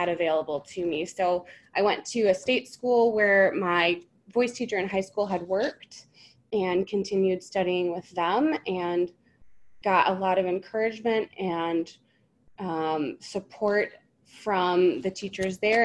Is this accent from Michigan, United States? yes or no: yes; Michigan, United States; I'm a Michigan native, Mitten State.